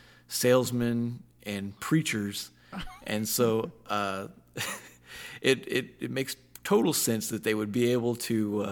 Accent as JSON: {"language": "English", "town": "Pawhuska", "region": "Oklahoma", "country": "United States", "said": "I am from Pawhuska, Oklahoma, in the Wahakalni District, and I am Osage."}